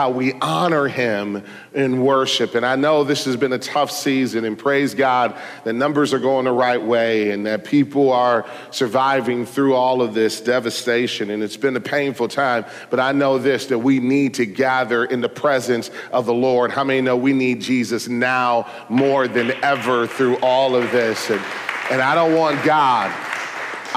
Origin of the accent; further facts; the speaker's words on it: Detroit, Michigan, United States; I was born in Detroit